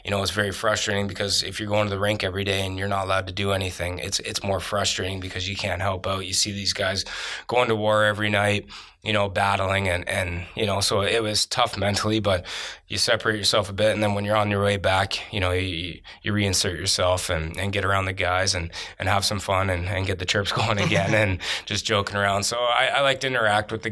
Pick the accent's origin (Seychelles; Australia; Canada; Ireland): Canada; being Canadian